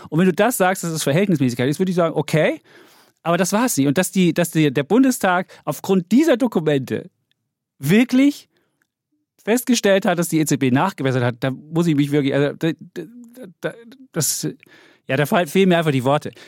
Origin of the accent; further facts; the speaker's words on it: Saxony, Germany; meiner Heimat, Sachsen